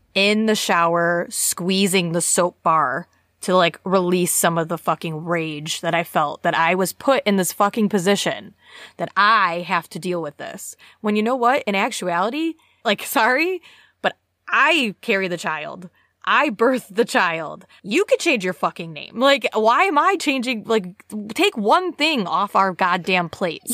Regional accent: United States; now in United Kingdom; as an American citizen

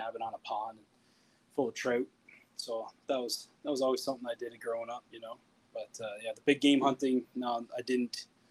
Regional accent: Newfoundland and Labrador, Canada; now in Red Deer, Canada; I came to Red Deer in 2014. I'm originally from Newfoundland.

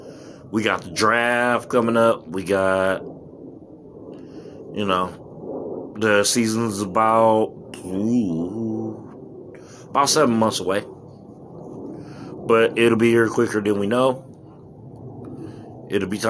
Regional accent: Los Angeles, California, United States; now in Phoenix, United States; I am happy for my hometown to win the Super Bowl

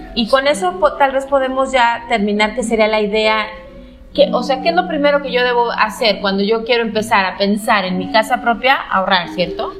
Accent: León, Guanajuato, Mexico; yo soy de León

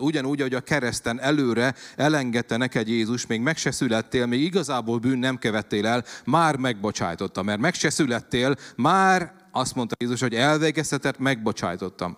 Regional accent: Szabolcs-Szatmár-Bereg, Hungary; ugye Szabolcsi vagyok, és 47 leszek, hogy ugye úgy nőttem fel

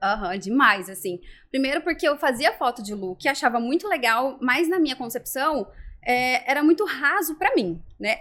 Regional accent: Rondônia, Brazil; also born or lived in Curitiba, Paraná; now in Florianópolis, Brazil; Eu fui criada em Rondônia

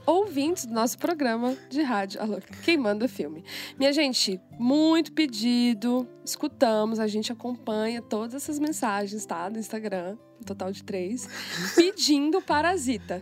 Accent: Brazil; eu sou brasileira

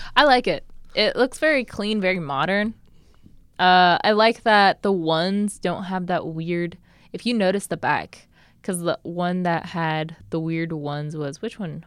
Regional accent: Nebraska, United States; I grew up in Nebraska

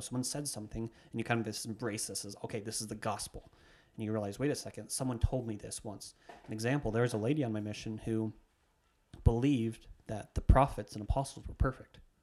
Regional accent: Idaho, United States; I'm speaking this from Idaho specifically, where I grew up

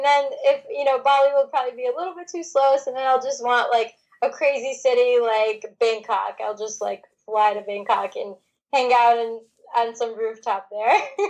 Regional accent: Michigan, United States; moved away; also born or lived in Chicago; I'm originally from Michigan.

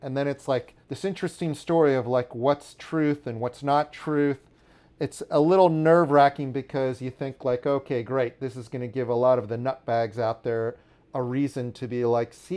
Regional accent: Washington, District of Columbia, United States; now in New York City, United States; the DC punk scene growing up in Washington, D.C.

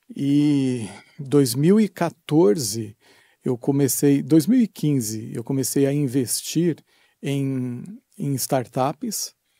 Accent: Brazil; eu sou lá do Brasil

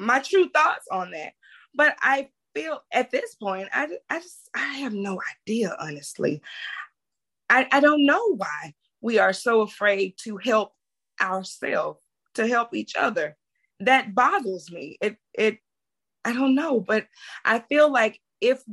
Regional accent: Mississippi Delta, United States; I'm from the Mississippi Delta

